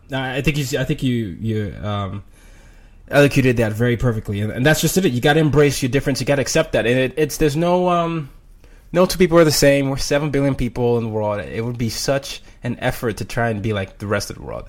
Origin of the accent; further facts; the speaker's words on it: Nigeria; I'm Nigerian